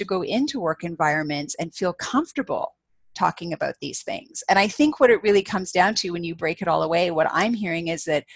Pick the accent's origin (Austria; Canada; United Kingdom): Canada; as a Canadian